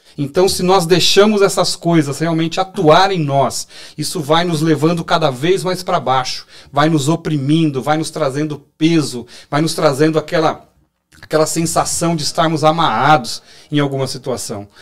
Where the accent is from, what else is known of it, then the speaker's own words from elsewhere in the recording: São Paulo, Brazil; eu sou de São Paulo